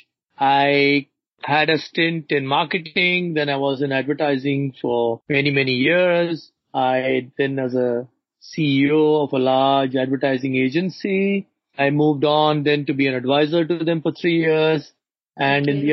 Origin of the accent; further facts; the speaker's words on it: Chennai, Tamil Nadu, India; So I was born in Chennai and I grew up in Chennai